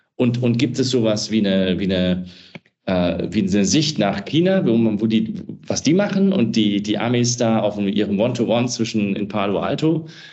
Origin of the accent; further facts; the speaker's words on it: Wiesbaden, Hesse, Germany; Wiesbaden finde ich ein schönes Beispiel, ist meine Heimatstadt